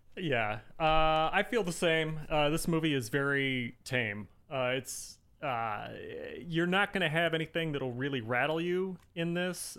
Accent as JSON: {"language": "English", "region": "Indiana", "country": "United States", "said": "I'm from Indiana"}